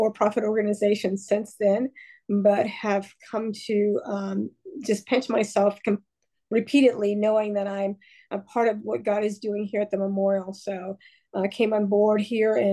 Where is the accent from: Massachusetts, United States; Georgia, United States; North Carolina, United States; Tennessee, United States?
Tennessee, United States; Rhea County; I grew up in Ray County, which is a small community north of Chattanooga and Chattanooga, Tennessee